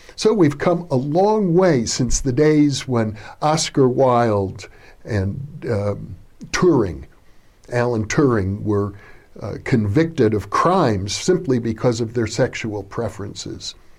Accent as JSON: {"language": "English", "region": "Wisconsin", "country": "United States", "tie": "born or raised there", "said": "I grew up in Wisconsin in a small"}